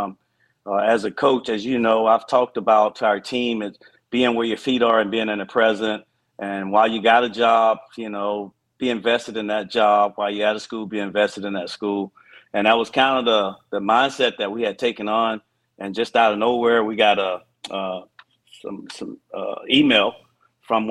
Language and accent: English; Montgomery, Alabama, United States; I'm from Montgomery, Alabama, so I'm not far from Auburn